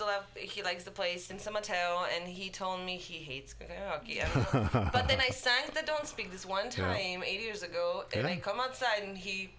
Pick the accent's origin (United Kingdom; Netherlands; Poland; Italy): Poland; English is a second language; moved away as an adult; I'm from Poland.